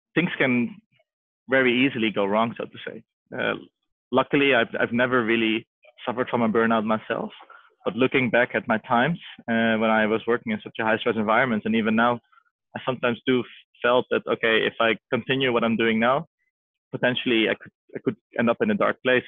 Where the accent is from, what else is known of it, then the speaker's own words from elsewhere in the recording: Amsterdam, North Holland, Netherlands; I was born and raised in Amsterdam